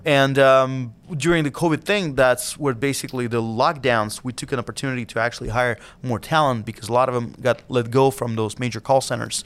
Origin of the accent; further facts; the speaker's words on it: Siberia, Russia; now in United States; back in the days when I was a kid, growing up in Siberia and Russia